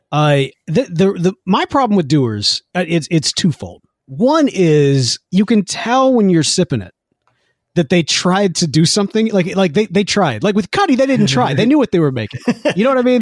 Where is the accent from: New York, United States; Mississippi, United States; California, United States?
Mississippi, United States; Jackson; Growing up in Jackson, Mississippi